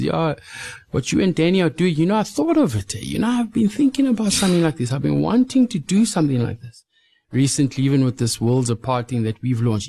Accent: South Africa; growing up in South Africa, uh, you know, over the past two decades

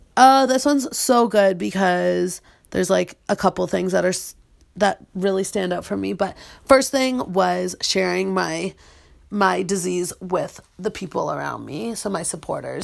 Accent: Peterborough, Ontario, Canada; I'm from Peterborough, Ontario, which is a small town

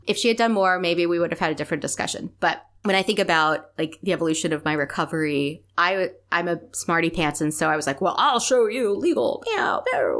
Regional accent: East Coast of the US, United States; we grew up on the East Coast of the U S.

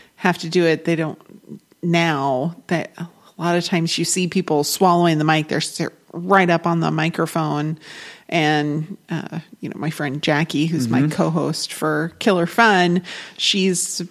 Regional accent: South Texas, United States; grew up here in South Texas where we currently live

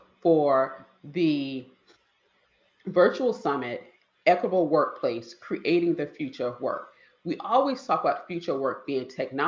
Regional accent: South Carolina, United States; He knows I'm from South Carolina. I'm sitting in South Carolina in a subdivision that starts with the word plantation.

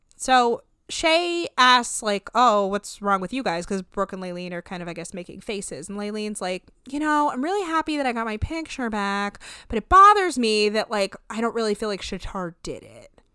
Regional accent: New Jersey, United States; we are from New Jersey

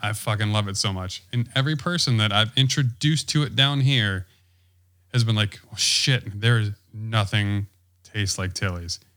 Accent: Wisconsin, United States; I'm from Wisconsin.

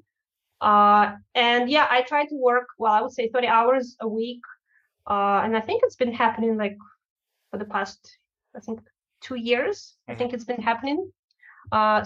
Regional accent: Russia; English is a second language; moved away; it's my home country

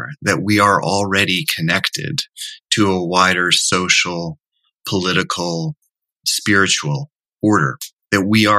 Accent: central Pennsylvania, United States; I grew up in a fairly conservative central Pennsylvania home in the United States, and I entered my teens and 20s with a feeling of being completely powerless and stuck.

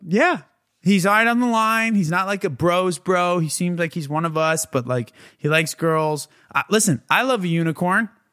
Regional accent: San Diego, California, United States; now in Los Angeles, United States

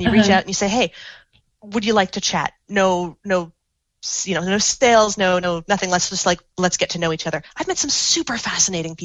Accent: Canada; I'm a Canadian

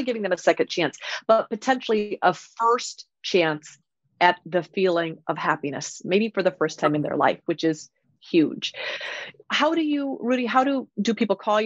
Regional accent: Iowa, United States; growing up in Iowa, kind of a hub of puppy mills

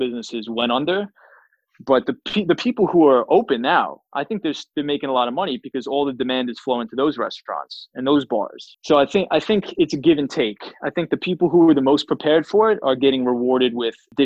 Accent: Massapequa, New York, United States; my block on Long Island where I grew up in Massapequa

